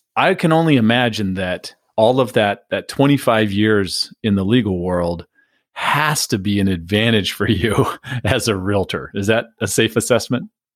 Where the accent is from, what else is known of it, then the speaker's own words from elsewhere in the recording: San Diego, California, United States; moved away; also born or lived in Phoenix; I, I grew up in San Diego. So I was in Phoenix at that time, but I grew up in San Diego